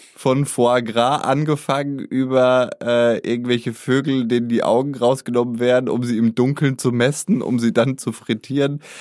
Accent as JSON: {"language": "German", "country": "Germany", "said": "ich komme aus Deutschland"}